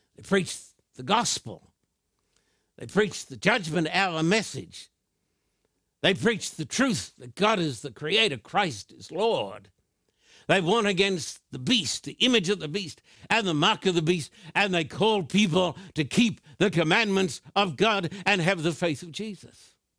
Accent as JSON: {"language": "English", "country": "Australia", "said": "I'm an Australian with American citizenship, too"}